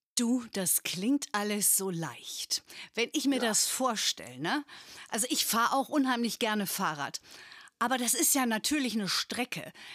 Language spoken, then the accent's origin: German; Bremen, Germany; ich bin in Bremen aufgewachsen